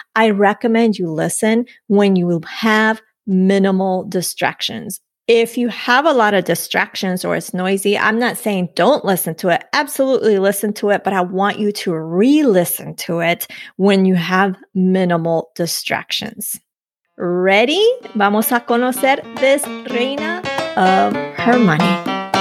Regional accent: Colombia; yo de Colombia

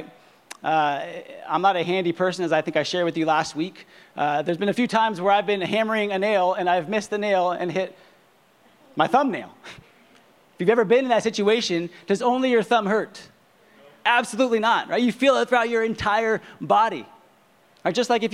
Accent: Southern California, United States; I grew up in Southern California

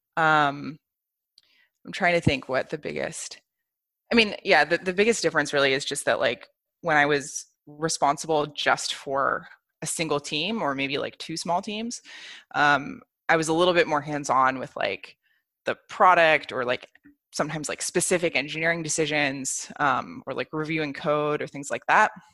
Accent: United States; moved away as an adult; also born or lived in Bay Area; now in Berlin, Germany; I'm American, um, and I actually only just moved to Berlin last year

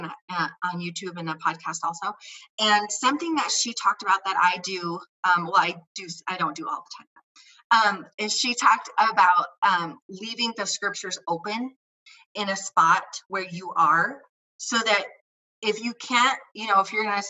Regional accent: Indiana, United States; moved away as an adult; also born or lived in Idaho; now in Colorado, United States; I grew up in Indiana

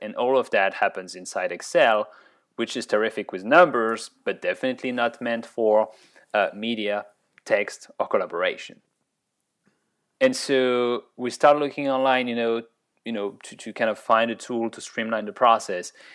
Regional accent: Orléans, Centre-Val de Loire, France; accent: French; English is a second language; moved away as an adult; also born or lived in Grenoble, France / Ottawa, Canada; I was born in Orleans

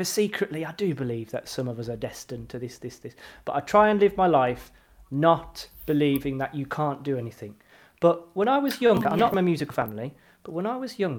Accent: Birmingham, West Midlands, United Kingdom; I'm from Erdington.

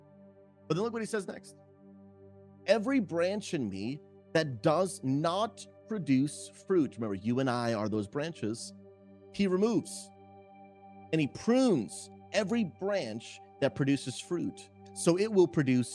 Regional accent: Massachusetts, United States; my wife and I, we grew up in Massachusetts and New England

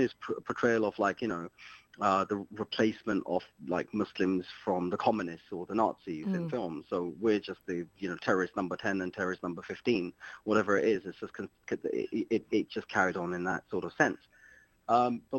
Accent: London, United Kingdom; moved away as an adult; also born or lived in Luton; But I am from West London. I grew up in West London

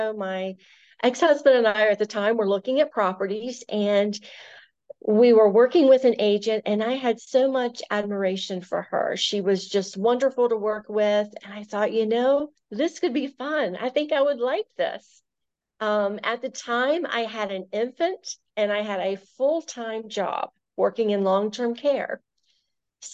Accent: Virginia, United States; now in Maryland, United States; both my husband and myself, we are originally from Virginia, and we've both lived in this area, or at least I have, over half my life, so I consider myself now a Marylander.

